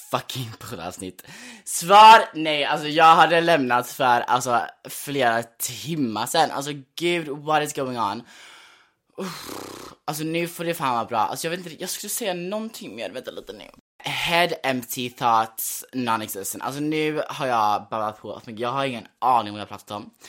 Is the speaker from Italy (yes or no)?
no; United States; born there; jag är då, alltså jag är född i USA.